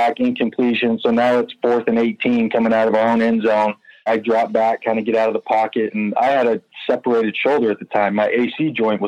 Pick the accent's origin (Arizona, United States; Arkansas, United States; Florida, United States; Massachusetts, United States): Arizona, United States; moved away; come back to my hometown. That's where I'm from